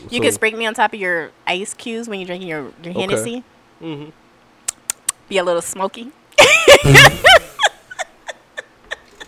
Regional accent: Louisiana, United States; I'm from Louisiana

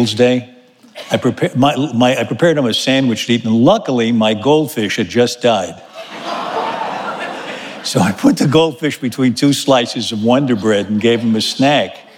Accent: New York City, New York, United States; I was born in Manhattan on 32nd Street and 3rd Avenue

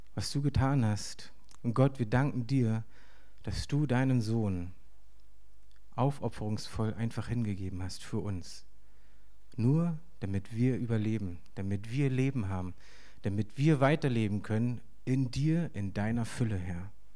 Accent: Berlin, Germany; ich bin hier aufgewachsen in Berlin

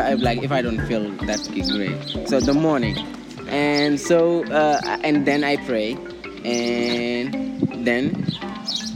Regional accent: Dakar, Senegal; I'm from Dakar

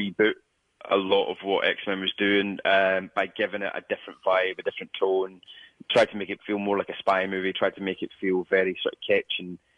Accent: Scotland, United Kingdom; a young Scottish person

